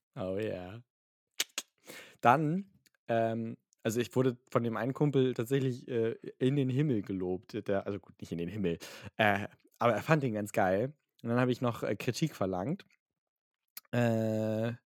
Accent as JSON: {"language": "German", "region": "Hamburg", "country": "Germany", "tie": "born or raised there", "said": "ich bin in Hamburg geboren, ein sehr patriotischer Hamburger."}